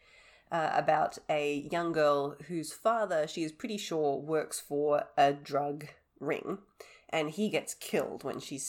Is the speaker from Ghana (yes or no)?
no; Australia; I am the Australian one